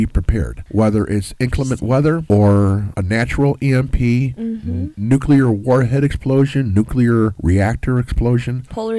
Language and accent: English; Chicago, Illinois, United States; growing up in Chicagoland, historically, we've had bad winters